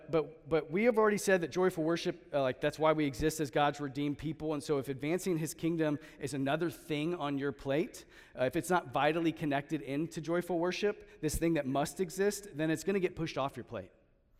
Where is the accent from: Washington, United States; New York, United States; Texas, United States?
Texas, United States; because we're transplants from Central Texas, HEB kind of just feels like home, okay?